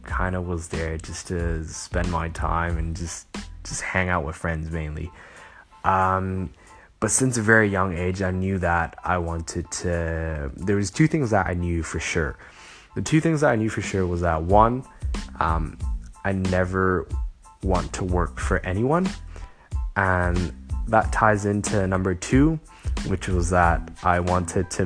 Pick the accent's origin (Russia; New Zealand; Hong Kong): Hong Kong; also born or lived in Los Angeles, United States; I was born in LA, but I grew up in Hong Kong